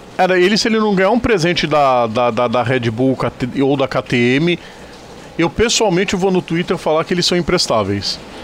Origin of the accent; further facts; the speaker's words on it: Brazil; Nós somos brasileiros